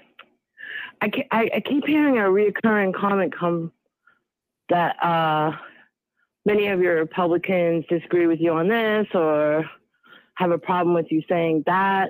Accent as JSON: {"language": "English", "town": "Sharon", "region": "Massachusetts", "country": "United States", "tie": "born or raised there", "also_born_or_lived": "Boston", "said": "I grew up in Sharon, which is a massively multicultural town, born in Boston"}